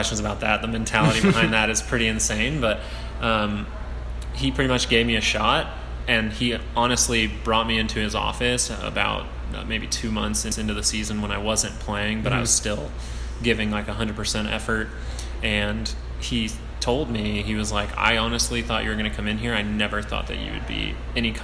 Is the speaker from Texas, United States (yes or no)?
no; Wichita, Kansas, United States; born and raised in Wichita, Kansas, went to high school here at Cave Mount Carmel